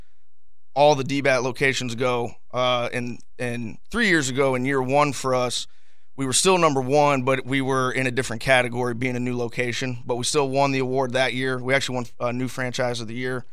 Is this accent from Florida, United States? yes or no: yes; Southwest Florida, United States; also born or lived in Tennessee; now in Jacksonville, United States; I'm actually a Florida boy myself. I grew up in Southwest Florida